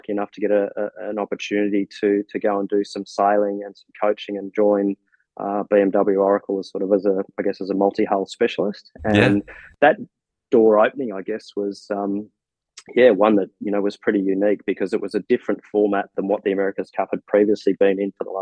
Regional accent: Australia; growing up over here in Australia

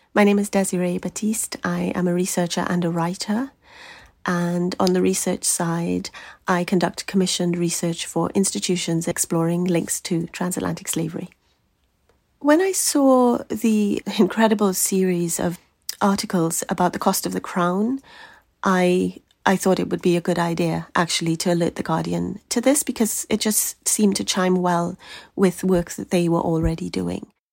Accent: Trinidad & Tobago; I grew up in Trinidad

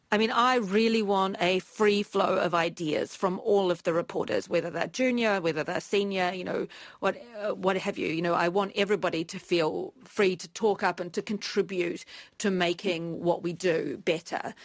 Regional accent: New Zealand; moved away as an adult; also born or lived in Washington, D.C., United States / Beijing, China; I've chosen to come back to New Zealand

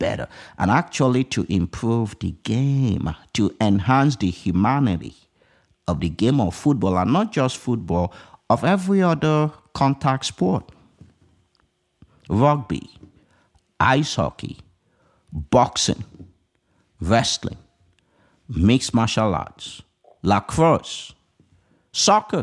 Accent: Nigeria; now in United States; I did not grow up in the United States of America. I grew up in Nigeria

